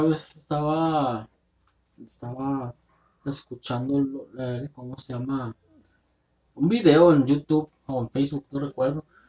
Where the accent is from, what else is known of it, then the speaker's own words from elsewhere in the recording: Tijuana, Baja California, Mexico; somos de Tijuana. Somos del norte.